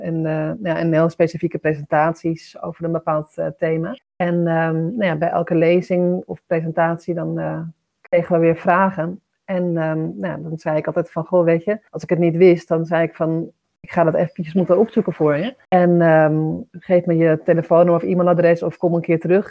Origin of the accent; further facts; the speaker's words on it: Amsterdam, North Holland, Netherlands; also born or lived in Bussum; we komen allebei wel uit Amsterdam